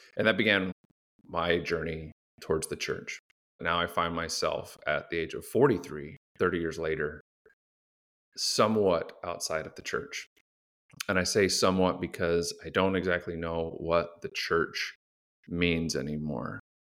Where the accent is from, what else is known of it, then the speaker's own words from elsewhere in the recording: Phoenix, Arizona, United States; I grew up in Phoenix